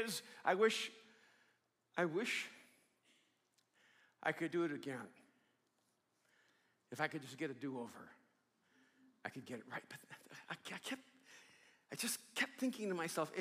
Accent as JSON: {"language": "English", "town": "Miami", "region": "Florida", "country": "United States", "tie": "born or raised there", "also_born_or_lived": "El Salvador", "said": "I grew up in Miami when I came over from El Salvador"}